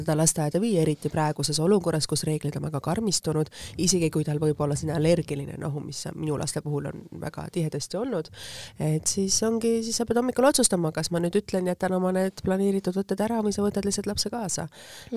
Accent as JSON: {"language": "Estonian", "town": "Tallinn", "region": "Harju County", "country": "Estonia", "said": "ma olen ise samamoodi Lasnamäelt pärit"}